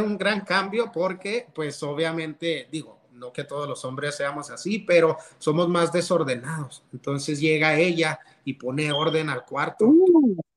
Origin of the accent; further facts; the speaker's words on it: Canutillo, Texas, United States; also born or lived in Monterrey; me crié en una iglesia en Canutillo